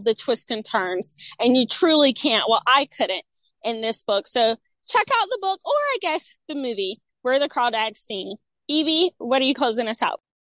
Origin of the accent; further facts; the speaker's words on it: North Carolina, United States; my home state, North Carolina